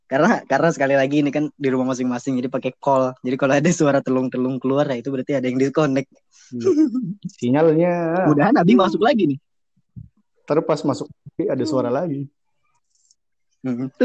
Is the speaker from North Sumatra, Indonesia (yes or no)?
no; Cirebon, West Java, Indonesia; kita kan juga dari Cirebon mau mau nggak bukan mau banggain Cirebon sih